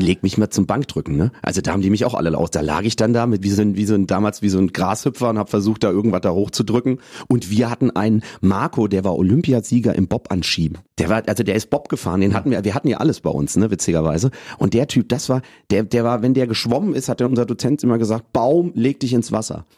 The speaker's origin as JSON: {"language": "German", "town": "Rüdesheim am Rhein", "region": "Hesse", "country": "Germany", "tie": "born or raised there", "also_born_or_lived": "Cologne", "accent": "Hessian", "moved": "yes", "lives_now": "Hamburg, Germany", "said": "ich bin in Hessen geboren, im wunderschönen Rheingau, Rüdesheim am Rhein"}